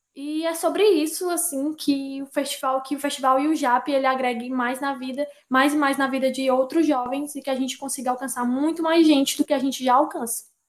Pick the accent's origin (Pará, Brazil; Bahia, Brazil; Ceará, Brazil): Ceará, Brazil; Fortaleza; poeta, é, nascida e criada no Grande Bom Jardim.